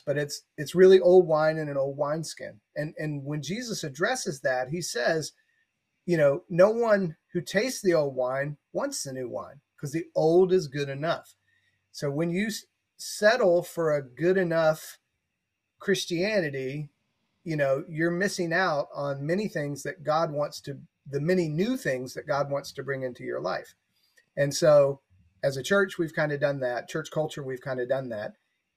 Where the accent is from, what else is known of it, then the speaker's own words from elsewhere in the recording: the Bible Belt, United States; growing up in the Bible Belt